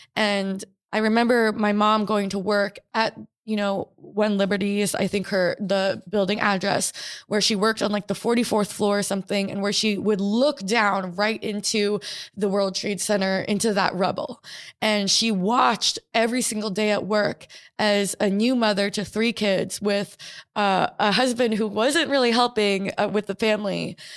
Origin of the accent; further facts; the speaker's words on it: New York City, New York, United States; also born or lived in American Samoa; I was born and raised in New York City